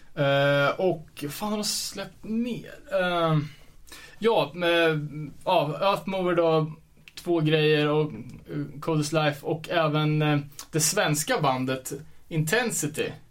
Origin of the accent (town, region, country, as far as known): Sweden